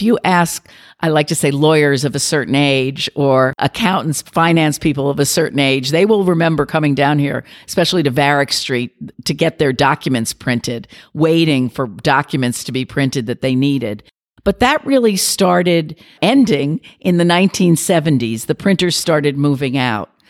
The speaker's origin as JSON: {"language": "English", "region": "New York", "country": "United States", "said": "I'm a New Yorker."}